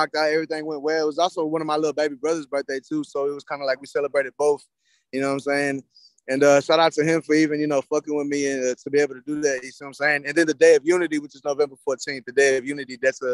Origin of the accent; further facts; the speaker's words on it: Bay City, Texas, United States; now in Houston, United States; I'm from Bay City